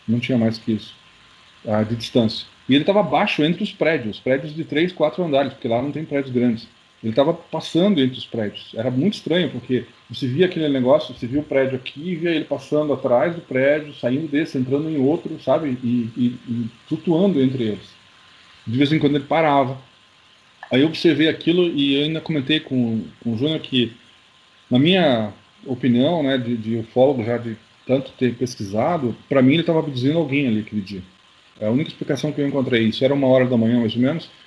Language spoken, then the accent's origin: Portuguese; Curitiba, Paraná, Brazil; eu sou de Curitiba